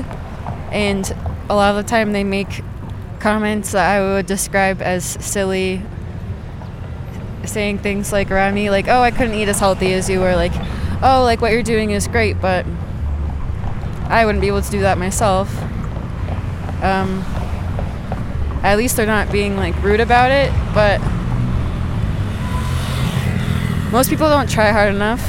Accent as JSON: {"language": "English", "country": "United States", "moved": "yes", "lives_now": "Guatemala", "said": "I am from the United States."}